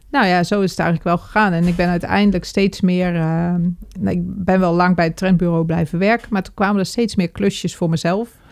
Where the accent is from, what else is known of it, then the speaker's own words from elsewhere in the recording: IJsselmuiden, Overijssel, Netherlands; moved away as an adult; also born or lived in Zwolle; Ik ben in IJsselmuiden geboren, dat is gemeente Kampen.